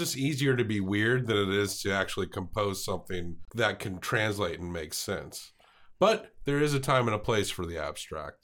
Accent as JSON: {"language": "English", "area": "Montgomery County", "region": "Tennessee", "country": "United States", "tie": "born or raised there", "accent": "Southern", "said": "where I grew up in Montgomery County, it borders Kentucky"}